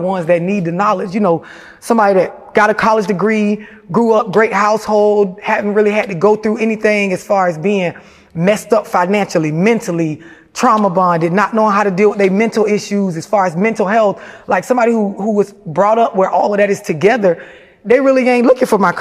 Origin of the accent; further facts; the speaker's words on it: St. Petersburg, Florida, United States; for the people that's familiar with St. Pete, it's like, you know, a project or an apartment complex